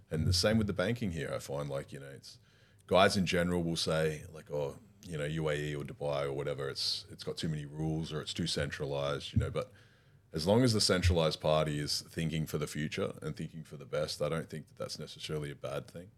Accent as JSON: {"language": "English", "town": "Warsaw", "region": "Masovian Voivodeship", "country": "Poland", "said": "we come from Warsaw, both come together, both live in the same building"}